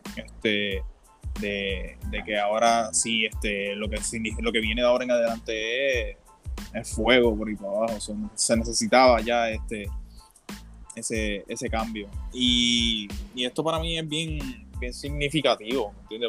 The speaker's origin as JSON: {"language": "Spanish", "town": "Isabela", "country": "Puerto Rico", "said": "soy de allá, soy de Isabela"}